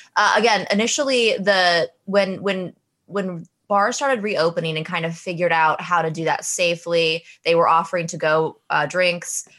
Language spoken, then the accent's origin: English; Wyoming, United States; now in New York, United States; I'm from Wyoming originally